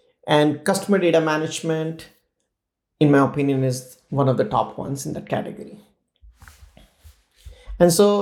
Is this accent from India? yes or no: yes; India; growing up in India